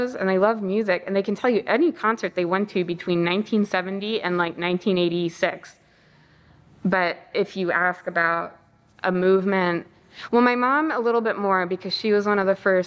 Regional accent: United States; I was raised to believe are true as an American

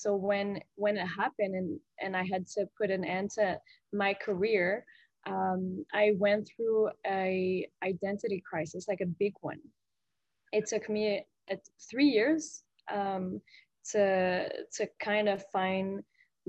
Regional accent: Gatineau, Quebec, Canada; I'm from Gatineau, which is like a 5-hour drive away.

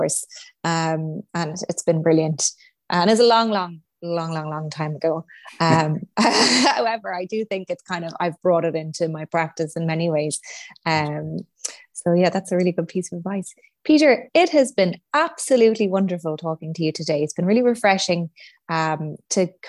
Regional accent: Sligo, Connacht, Ireland; I'm from Sligo, where Yeats is everywhere

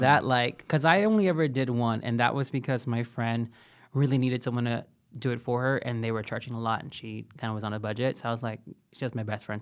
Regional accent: Texas, United States; I'm from Texas. We pronounce things crazy.

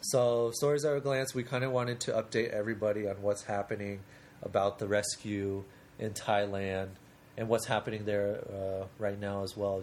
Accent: Portland, Oregon, United States; I'm actually from Portland

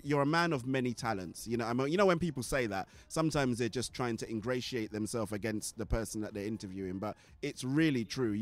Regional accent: Nigeria; moved away; growing up in Nigeria

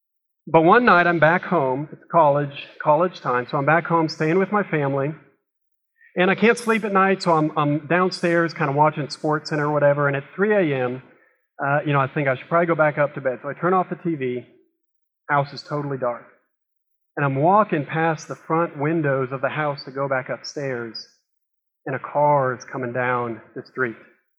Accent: Kansas City, United States; born or raised there

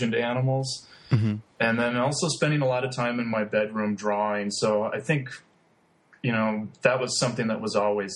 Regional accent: Pelican Rapids, Minnesota, United States; now in Lincoln, United States; I'm originally from Minnesota, and I grew up near the Red River Valley of the North on the North Dakota-Minnesota border. So being about 45 minutes from Fargo, North Dakota, small rural community called Pelican Rapids.

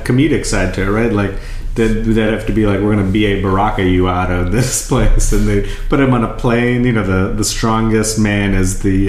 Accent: Bangladesh; moved away; when we were growing up in Bangladesh.

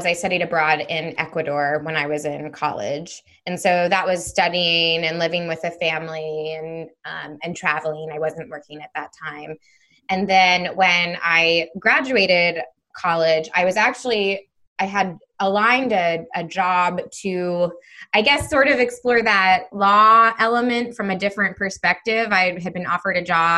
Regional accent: Missouri, United States; moved away as an adult; also born or lived in Spain / Israel / South America; I grew up in Missouri, and that's where I'm based now

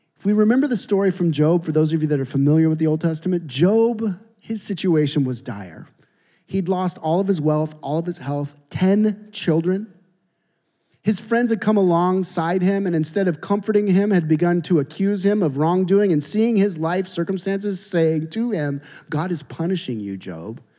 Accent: Seattle, Washington, United States; I'm from Seattle

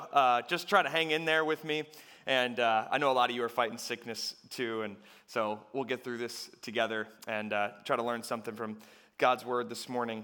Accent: United States; as American people

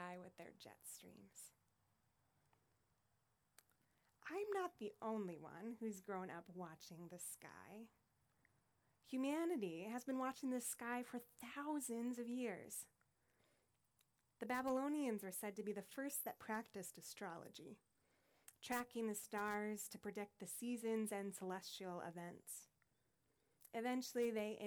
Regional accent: Deshler, Nebraska, United States; now in New York, United States; I grew up in Nebraska in a small farming community of 900 people called Deschler.

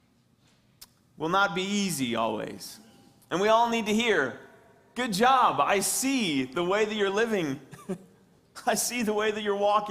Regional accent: West Branch, United States; moved away; my hometown, West Branch

